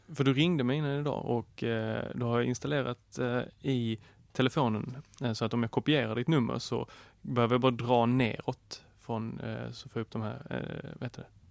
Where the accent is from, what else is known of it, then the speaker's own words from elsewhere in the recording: Skåne, Sweden; jag är skåning